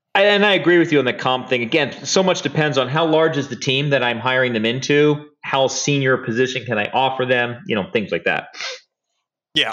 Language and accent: English; Hollywood, Florida, United States; I grew up in South Florida, uh, near Fort Lauderdale, place called Hollywood